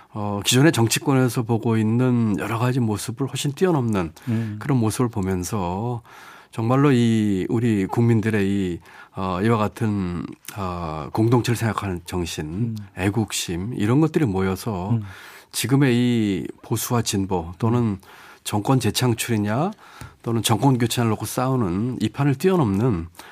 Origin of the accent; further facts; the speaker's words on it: North Chungcheong, South Korea; moved away; 제가 태어나고 자란 곳이고